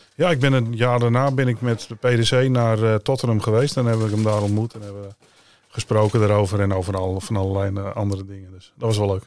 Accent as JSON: {"language": "Dutch", "country": "Netherlands", "said": "als Nederlander"}